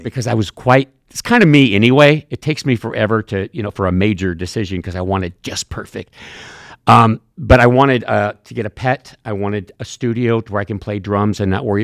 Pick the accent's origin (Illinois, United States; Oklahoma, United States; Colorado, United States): Illinois, United States; Cambridge; moved away as an adult; also born or lived in Chicago; between Cambridge, my hometown, and Moline